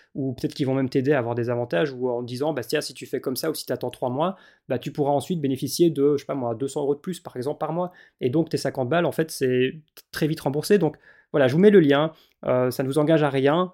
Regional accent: Belgium; en tant que belge

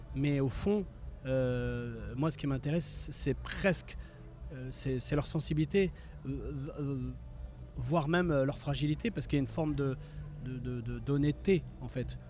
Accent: France; also born or lived in Morocco (origins); la danse hip-hop qu'on a, euh, nous, euh, rencontrées, vécues, avec laquelle on a grandi en France

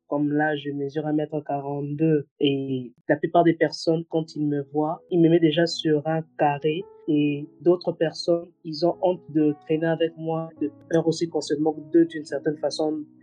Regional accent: DR Congo; je suis congolaise

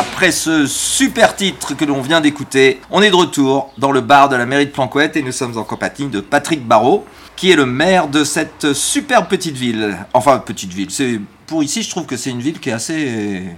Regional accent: Brittany, France; quand on est né dans le Morbihan, on est quand même un peu breton

